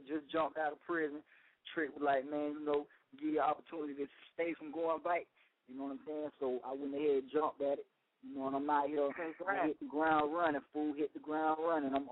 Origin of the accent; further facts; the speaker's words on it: Florida, United States; I'm from Florida